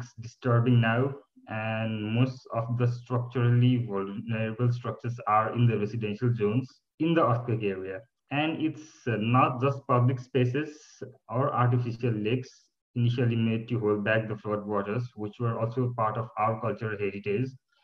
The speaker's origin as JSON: {"language": "English", "town": "Kathmandu", "region": "Bagmati", "country": "Nepal", "tie": "born or raised there", "moved": "as an adult", "lives_now": "Cottbus, Germany"}